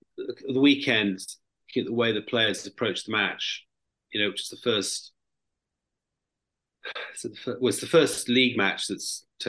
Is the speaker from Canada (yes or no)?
no; Wales, United Kingdom; I was born in Wales, by the way.